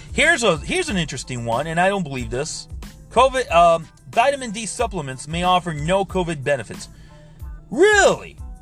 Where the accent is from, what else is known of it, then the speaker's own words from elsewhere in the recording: Miami, Florida, United States; I'm from Miami, Florida.